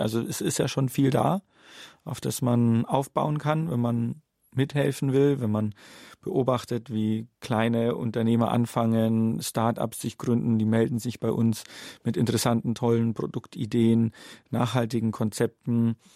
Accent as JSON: {"language": "German", "town": "Munich", "region": "Bavaria", "country": "Germany", "tie": "born or raised there", "also_born_or_lived": "Regensburg", "said": "ich bin in München aufgewachsen"}